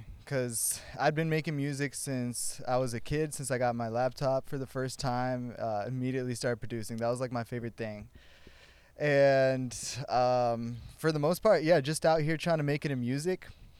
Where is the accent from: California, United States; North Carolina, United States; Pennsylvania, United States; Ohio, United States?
Ohio, United States; moved away as an adult; now in Los Angeles, United States; I'm a union organizer, music producer, originally from Ohio, born and raised. Moved out to L.A. to do the music thing about 2.5 years ago.